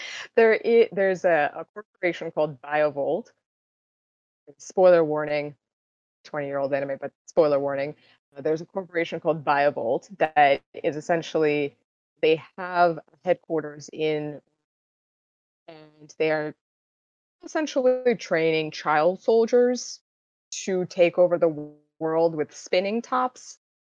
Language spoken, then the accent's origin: English; Russia; now in United States; I was born in Russia and eventually moved to the States